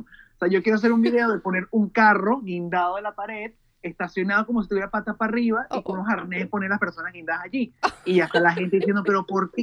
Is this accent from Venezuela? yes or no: yes; Venezuela; soy venezolano, tengo 32 años de edad